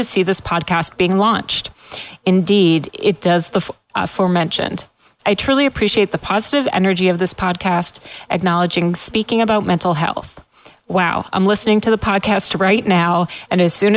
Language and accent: English; Massachusetts, United States; moved away as an adult; also born or lived in Pennsylvania; I'm from New England. I grew up in Massachusetts, but I went to law school in Pennsylvania.